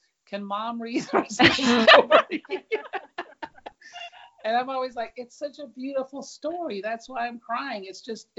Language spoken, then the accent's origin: English; United States; moved away as an adult; also born or lived in Japan; I was born in the United States